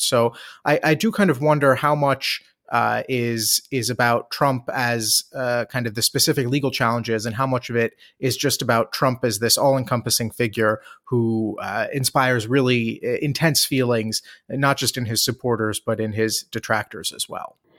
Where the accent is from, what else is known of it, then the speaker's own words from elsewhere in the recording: Maryland's 8th District, United States; I grew up in Maryland's 8th District.